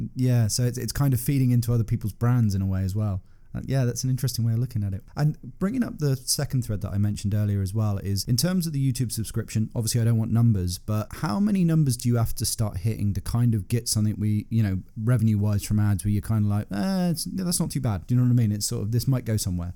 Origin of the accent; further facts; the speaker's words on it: United Kingdom; I grew up in Britain, nineties was sort of my main teenage years.